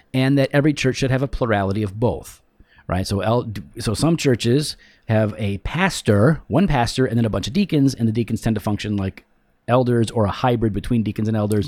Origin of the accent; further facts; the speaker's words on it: United States; I am an American in America